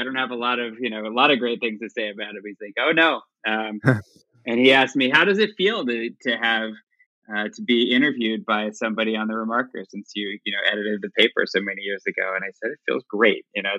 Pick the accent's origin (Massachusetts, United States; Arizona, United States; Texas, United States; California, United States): Texas, United States; Dallas; I'll start by saying I grew up in Dallas, Texas, and nobody really guesses that because I guess I don't have a Texas accent anymore.